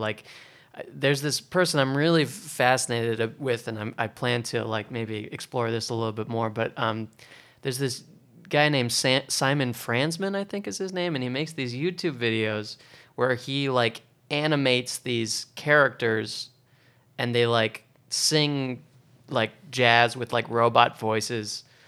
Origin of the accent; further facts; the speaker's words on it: Oregon, United States; now in New York, United States; I'm from Oregon